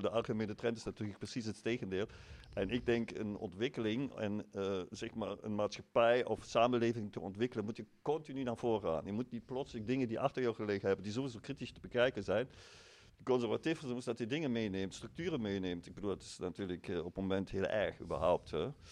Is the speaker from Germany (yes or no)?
yes; Germany; Dutch is a second language; now in Eindhoven, Netherlands; ik uit Duitsland kom